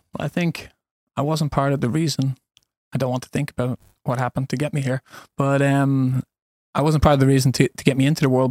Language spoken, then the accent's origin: English; Dublin, Leinster, Ireland; moved away as an adult; also born or lived in United States / Spain / Sweden; now in Alingsås, Sweden; born and raised in Dublin, Ireland